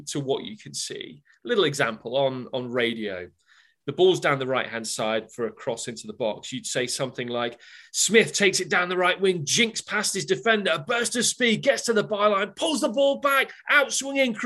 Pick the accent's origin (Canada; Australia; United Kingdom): United Kingdom; Loughborough, East Midlands; moved away as an adult; now in United States; born and bred in Loughborough, you know, 17 miles down the road from Derby.